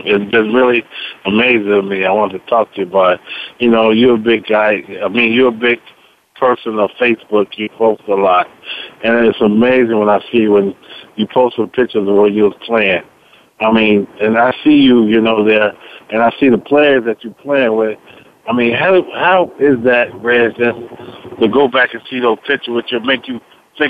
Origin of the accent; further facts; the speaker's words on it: Chicago, Illinois, United States; When I came from Chicago, I was tired of the big city.